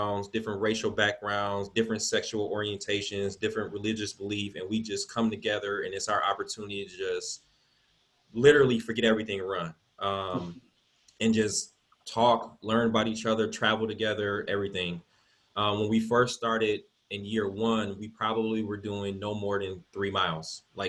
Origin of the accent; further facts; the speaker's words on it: Milwaukee, Wisconsin, United States; I'm born and raised here in Milwaukee. I grew up in the Sherman Park neighborhood.